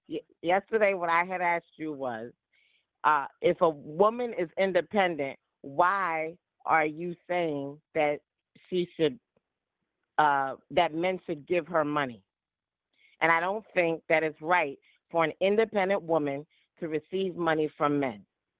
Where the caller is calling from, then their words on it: Brooklyn, New York, United States; from Brooklyn, New York.